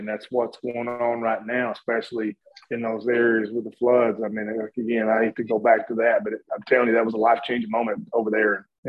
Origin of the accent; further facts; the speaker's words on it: Appalachia, United States; And I think that was my upbringing, my personality from Appalachia.